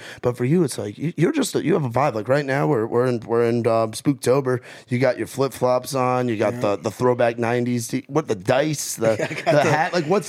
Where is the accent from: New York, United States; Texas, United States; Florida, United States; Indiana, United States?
New York, United States; New York City; now in Nashville, United States; I grew up going to Central Park and, like, Bear Mountain